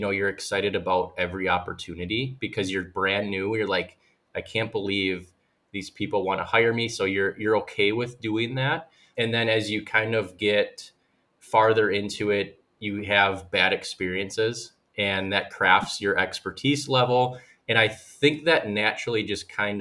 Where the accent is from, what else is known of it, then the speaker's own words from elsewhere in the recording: West Bend, Wisconsin, United States; I'm originally from West Bend, and I was born and raised, still live there